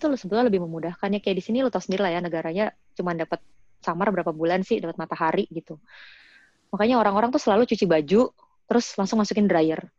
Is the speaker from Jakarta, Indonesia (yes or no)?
yes; Jakarta, Indonesia; now in Canada; karena gue kan dari kecil emang gue lahir gede di Jakarta ya.